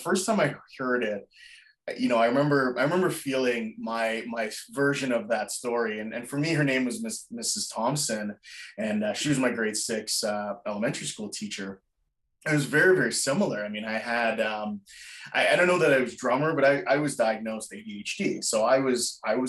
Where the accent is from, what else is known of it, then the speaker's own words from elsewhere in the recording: Jamaica; moved away; I wasn't born in North America. I was born in Jamaica.